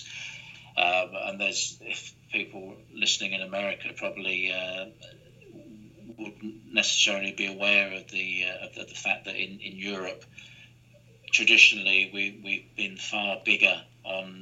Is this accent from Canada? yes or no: no; London, United Kingdom; I grew up in East London